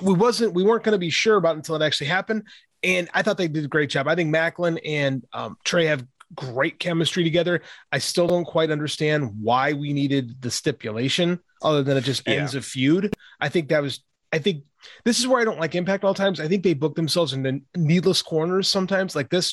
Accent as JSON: {"language": "English", "town": "Chicago", "region": "Illinois", "country": "United States", "tie": "born or raised there", "said": "I grew up in Chicago with the Bulls"}